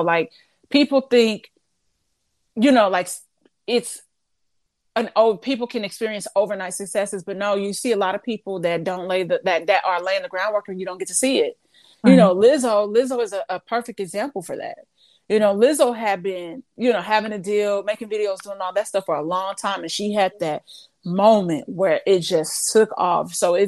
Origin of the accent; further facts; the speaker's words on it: Midwest, United States; because it's not like I'm from the East Coast, but Midwest, I'm so many miles away.